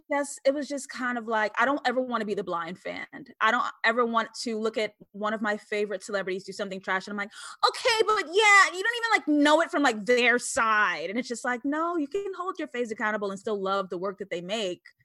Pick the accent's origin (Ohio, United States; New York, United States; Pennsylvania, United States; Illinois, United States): New York, United States; New York City; also born or lived in Harlem / Brooklyn; I grew up in East Elmhurst, Queens, New York.